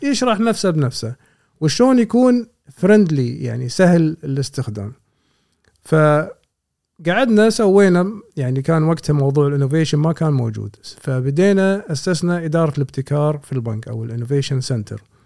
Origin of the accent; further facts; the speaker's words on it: Kuwait; كلنا ككويتيين مثلا او كمقيمين في الكويت